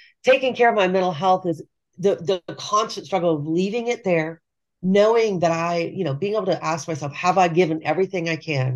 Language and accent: English; Texas, United States; I'm from Texas and my mother's from Texas.